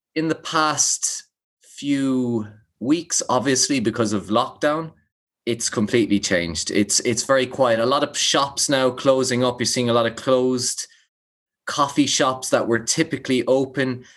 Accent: Limerick, Munster, Ireland; growing up in Limerick

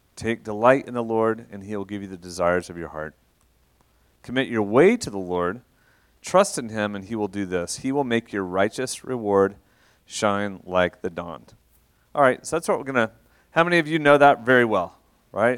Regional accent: Shawnee, Oklahoma, United States; moved away as an adult; also born or lived in Russia / Atlanta / London; now in Oklahoma City, United States; I'm from Shawnee originally. Um, I grew up, uh, in Shawnee, went to O B U

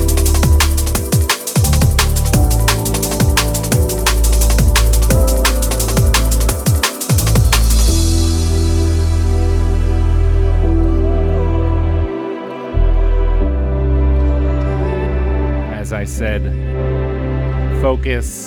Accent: Pittsburgh, Pennsylvania, United States; I'm from Pittsburgh

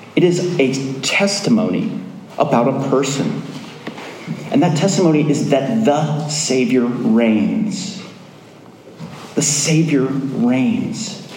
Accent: Springfield, Virginia, United States; also born or lived in Falls Church, Virginia; I lived in Springfield, Virginia. I was brought up in a church less than a mile from here on Franconia Road.

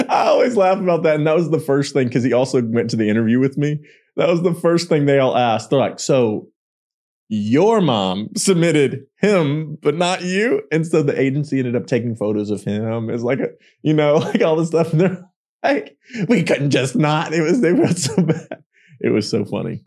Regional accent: Pollok, Texas, United States; accent: country; moved away; three thousand plus people in my hometown, Pollock, Texas

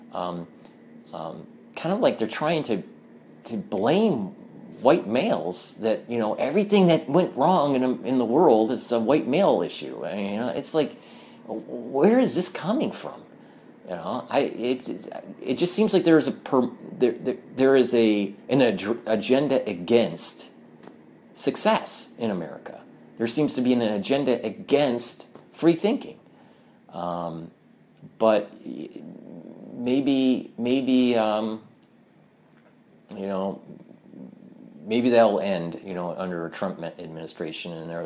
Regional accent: Michigan, United States; now in New York, United States; I was born and raised in Michigan, and I moved to New York

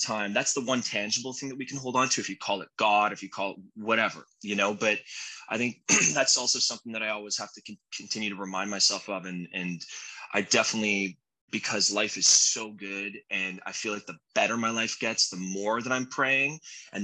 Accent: Canada; moved away as an adult; now in United States; I'm Canadian. So I'm a legal immigrant living in the States, and I've been here for 21 years

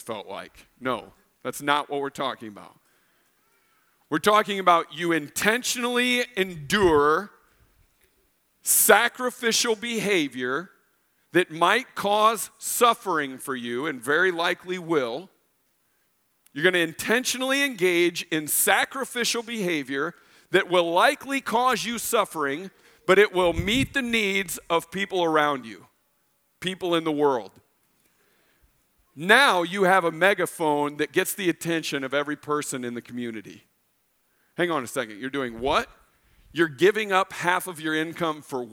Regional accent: Illinois, United States; moved away; I grew up in Illinois

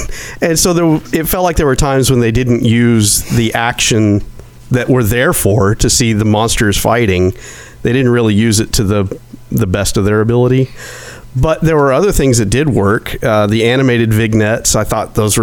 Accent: rural Arkansas, United States; in little rural Arkansas school

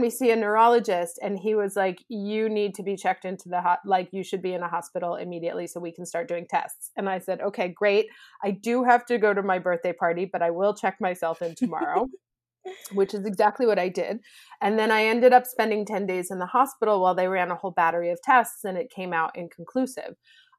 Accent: New York, United States; moved away as an adult; now in Italy; So I am originally from New York, actually, and I moved to Italy when I was 24 years old. And I started working in advertising here.

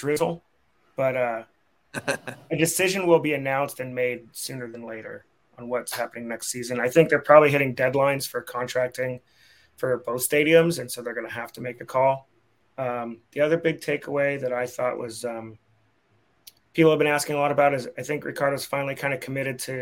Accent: San Francisco, California, United States; I grew up in San Francisco

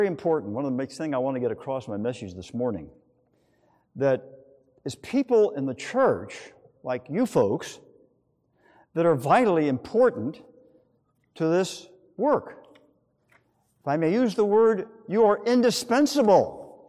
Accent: Manhattan Beach, California, United States; For several summers in my hometown of Manhattan Beach, California, I worked for the street department.

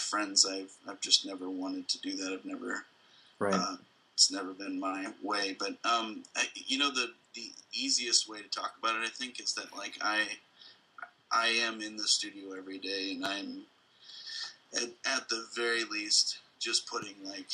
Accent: Midwest, United States; being a Midwesterner.

